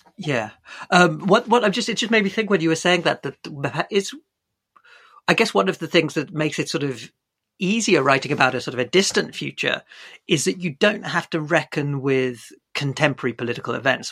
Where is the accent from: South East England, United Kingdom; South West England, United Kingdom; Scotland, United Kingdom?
South West England, United Kingdom; Bournemouth; I grew up in Bournemouth